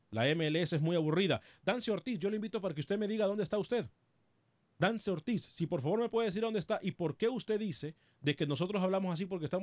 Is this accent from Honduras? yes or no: yes; Tela, Atlántida, Honduras; yo soy de Tela